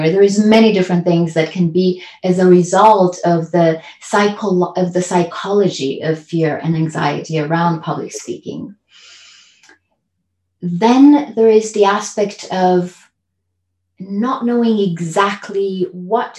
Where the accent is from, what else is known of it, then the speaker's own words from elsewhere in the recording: Transylvania, Romania; now in California, United States; I grew up in a communist country. So I was born in Transylvania, Romania